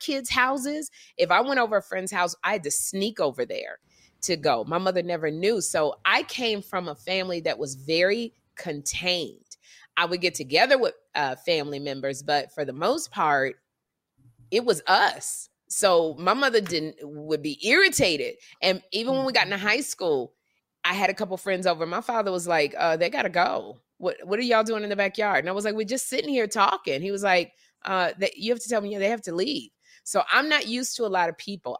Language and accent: English; Chicago, Illinois, United States; I'm from Chicago